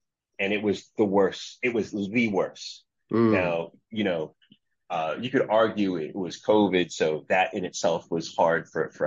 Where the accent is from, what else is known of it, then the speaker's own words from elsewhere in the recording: United States; In the United States of America, growing up, especially throughout the 80s and the 90s in New York, right around DC